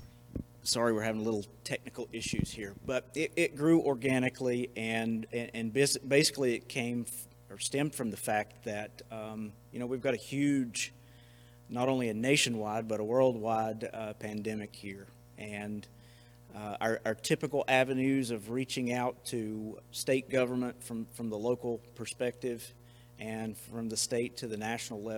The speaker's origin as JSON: {"language": "English", "town": "Bethel", "region": "North Carolina", "country": "United States", "tie": "born or raised there", "said": "I grew up here in Haywood County, particularly in the Bethel area"}